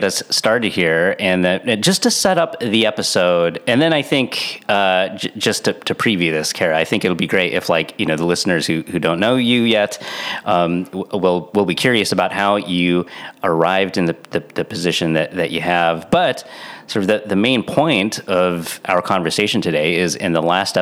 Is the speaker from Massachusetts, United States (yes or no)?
no; San Diego, California, United States; I'm from San Diego. We don't have snow